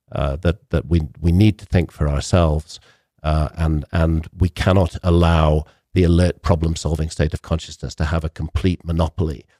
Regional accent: United Kingdom; I come from Britain

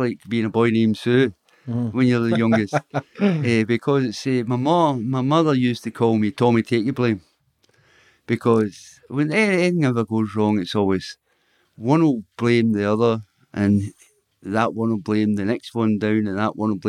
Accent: Glasgow, Scotland, United Kingdom; I was born in Glasgow, Milton Street, Glasgow

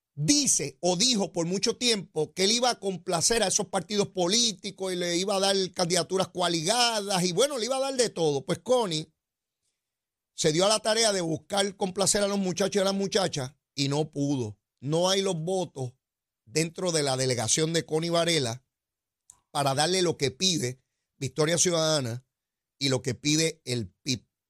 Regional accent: Puerto Rico; nosotros los puertorriqueños

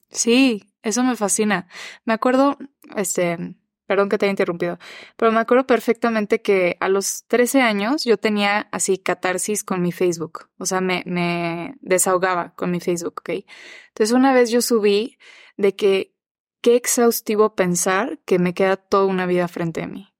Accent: Mexico; also born or lived in United States; soy mexicana, pero soy gringa también

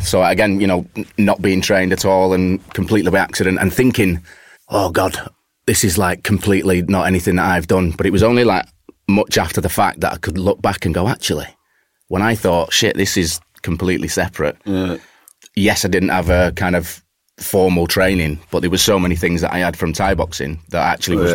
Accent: Warrington, North West England, United Kingdom; moved away as an adult; also born or lived in Manchester; now in London, United Kingdom; I was growing up in Warrington. My my family is still in Warrington.

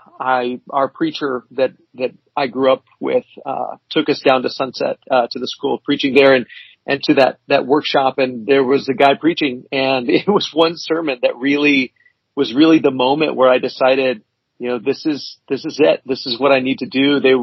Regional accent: Kansas, United States; Well, I graduated high school in Kansas. That was kind of where we landed, but we moved around a lot before then, but that's kind of where we ended up.

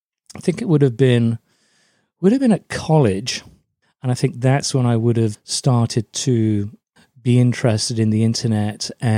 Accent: Germany; born there; So I'm an army brat, which means that I was born in Germany. I'm actually half German, half Scots, which is quite an interesting hybrid.

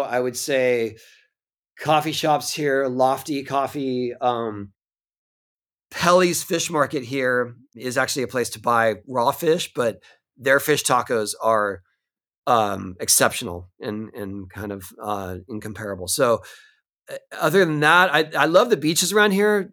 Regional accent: San Diego, California, United States; I grew up in San Diego

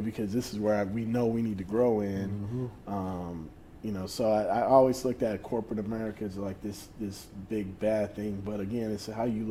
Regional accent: New Orleans, Louisiana, United States; growing up in New Orleans

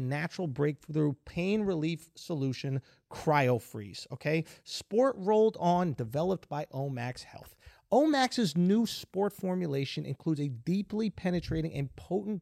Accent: New York, United States; I'm a New Yorker

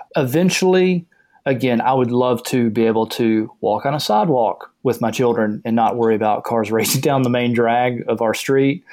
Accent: the South, United States; I grew up in the South

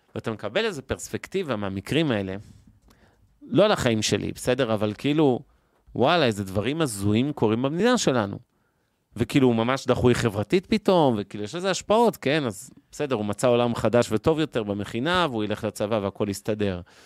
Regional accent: Ramat Gan, Tel Aviv District, Israel; חברי ילדות שלי שגדלו איתי ברמת גן

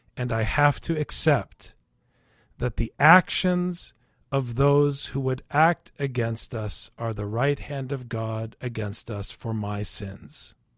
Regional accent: Minnesota, United States; growing up in Minnesota

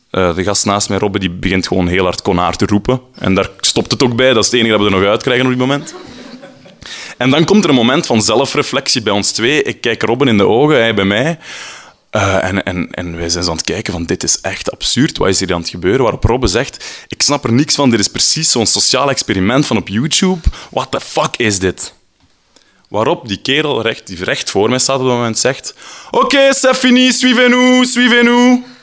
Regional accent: Flanders, Belgium; now in Brussels, Belgium; Ik ben een Vlaming in Brussel en mijn Frans is niet heel goed

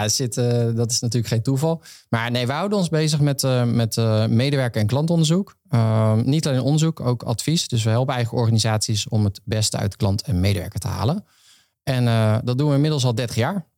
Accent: Veluwe, Gelderland, Netherlands; moved away as an adult; now in Rotterdam, Netherlands; ik van de Veluwe kom

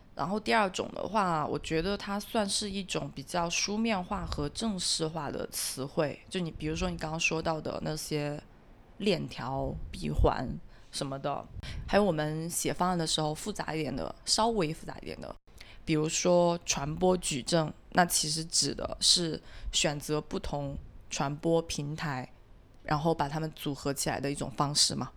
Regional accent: Guangzhou, Guangdong, China; 我们自己，呃，广州本地人讲粤语去交流

